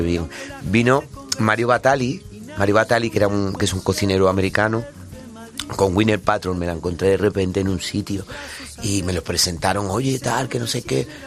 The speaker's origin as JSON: {"language": "Spanish", "town": "Madrid", "region": "Community of Madrid", "country": "Spain", "tie": "born or raised there", "also_born_or_lived": "Granada", "said": "Yo soy de campamento. Bueno, nací en Granada y luego mi, padre me trajo para acá con con un año"}